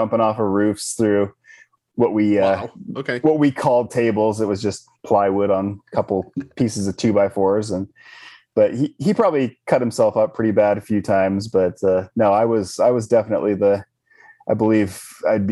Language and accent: English; Spokane, Washington, United States; I grew up in Spokane, Washington, which is on the opposite side of the state from Seattle